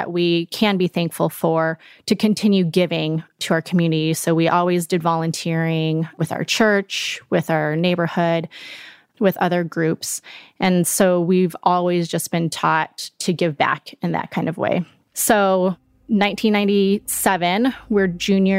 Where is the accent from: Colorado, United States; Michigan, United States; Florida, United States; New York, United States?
Colorado, United States; Colorado Springs; now in Denver, United States; I born and raised in Colorado, originally from Colorado Springs, but currently live in Denver with my husband and my two kids